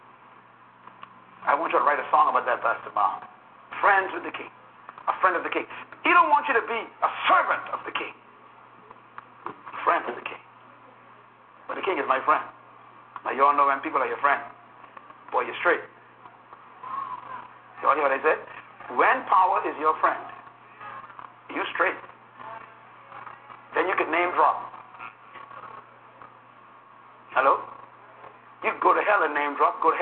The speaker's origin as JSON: {"language": "English", "country": "Bahamas", "tie": "born or raised there", "said": "when I was born in the Bahamas, for example, I was not a citizen of Great Britain, even though we were under Great Britain"}